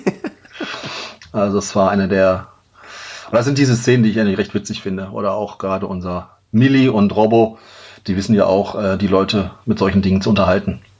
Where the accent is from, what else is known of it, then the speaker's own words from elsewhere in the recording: Duisburg, North Rhine-Westphalia, Germany; now in Xanten, Germany; Ich bin gebürtiges Kind des Ruhrgebiets